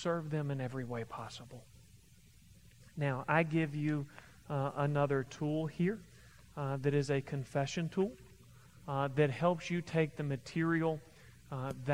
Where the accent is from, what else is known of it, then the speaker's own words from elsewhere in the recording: Kentucky, United States; I'm from Kentucky, we talk like